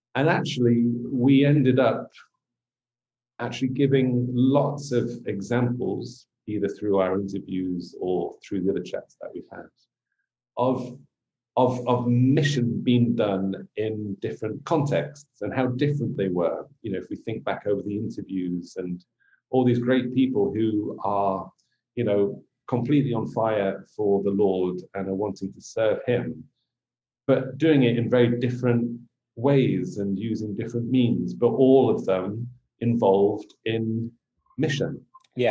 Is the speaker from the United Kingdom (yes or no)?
yes; England, United Kingdom; being English an England supporter.